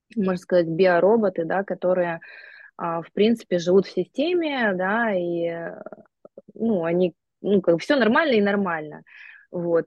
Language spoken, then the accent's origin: Russian; Gomel, Gomel Region, Belarus; moved away as an adult; also born or lived in Texas, United States; now in Antalya, Turkey; Я сама из Беларуси, из Гомеля, и у нас была совершенно простая, обычная среднестатистическая семья постсоветская